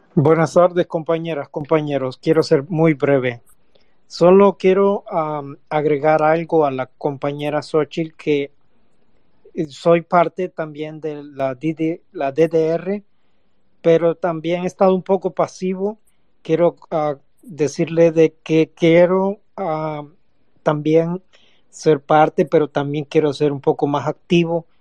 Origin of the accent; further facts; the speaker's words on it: Chicago, Illinois, United States; yo soy de Chicago directamente